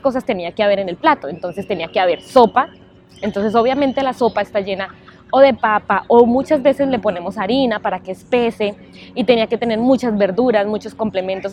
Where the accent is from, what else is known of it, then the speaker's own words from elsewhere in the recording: Colombia; moved away; also born or lived in New York; Creciendo, obviamente, en Colombia, nosotros tenemos siempre esa esa forma de alimentarnos